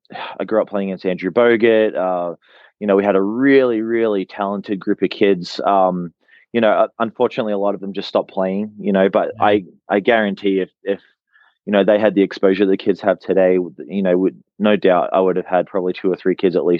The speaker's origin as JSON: {"language": "English", "country": "Australia", "tie": "born or raised there", "also_born_or_lived": "New Zealand", "moved": "yes", "lives_now": "Utah, United States", "said": "I was born in New Zealand. And then when I was 3, my family relocated to Australia"}